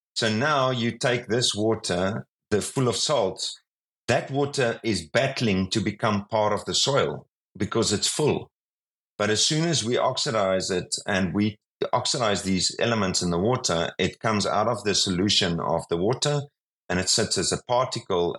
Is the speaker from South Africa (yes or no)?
yes; South Africa; I'm from South Africa